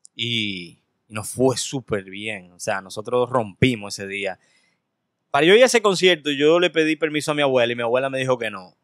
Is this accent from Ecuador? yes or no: no; Santo Domingo, Distrito Nacional, Dominican Republic; also born or lived in Cabarete / Sosúa; yo me crié por Arroyo Hondo, entre Arroyo Hondo, entre, entre el Mirador Sur. Y luego por ahí por Gascue.